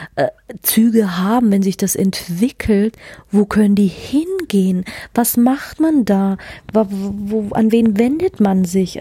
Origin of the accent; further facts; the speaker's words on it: Germany; ich bin hier auf dem Land groß geworden